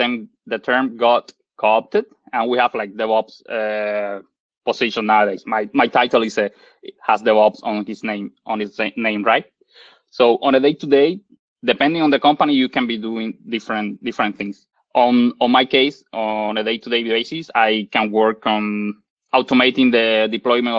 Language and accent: English; Cuba; moved away as an adult; also born or lived in Ottawa, Canada; now in Canada; I'm originally from Cuba, and I did my bachelor degree in Cuba.